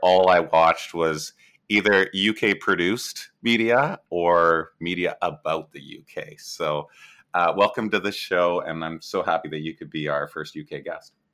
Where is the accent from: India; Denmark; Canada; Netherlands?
Canada; I'm Canadian.